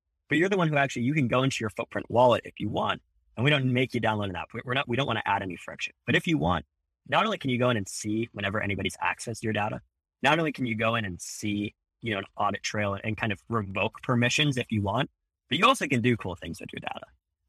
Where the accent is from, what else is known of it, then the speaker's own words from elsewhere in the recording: Philadelphia, Pennsylvania, United States; But like Paki, I'm from Philly. We went to rival high schools